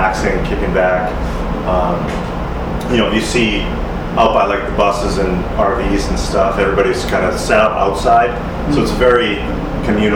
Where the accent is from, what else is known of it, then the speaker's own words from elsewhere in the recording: Boston, Massachusetts, United States; growing up in Boston at that time.